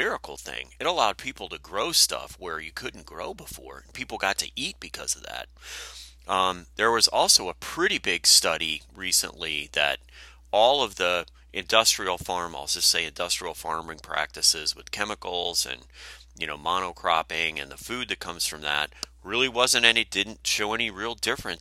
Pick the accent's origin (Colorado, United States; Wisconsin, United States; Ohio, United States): Wisconsin, United States; when I was growing up in Wisconsin